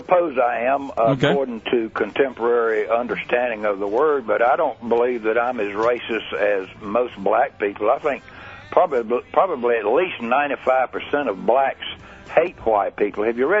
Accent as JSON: {"language": "English", "region": "the South", "country": "United States", "said": "I'm a Southerner."}